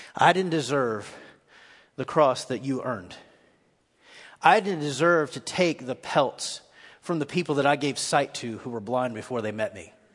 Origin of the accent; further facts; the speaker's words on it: Nashville, Tennessee, United States; I'm from East Nashville.